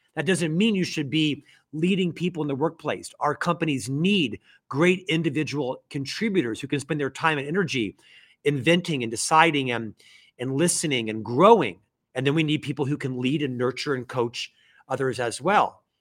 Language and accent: English; Orlando, Florida, United States; moved away as an adult; also born or lived in Provo, Utah; now in Salt Lake City, United States; I'm actually from Orlando, Florida, originally born and raised in Central Florida, lived there for my first twenty-six years